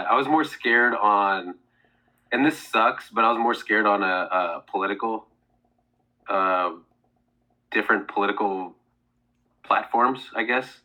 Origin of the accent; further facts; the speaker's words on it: Seattle, Washington, United States; yes, I'm from Seattle, but I've not given one iota of where I stand politically.